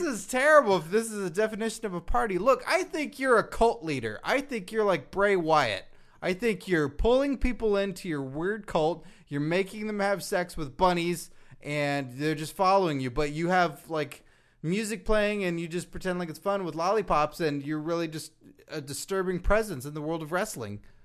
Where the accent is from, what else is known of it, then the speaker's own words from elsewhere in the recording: United States; being an American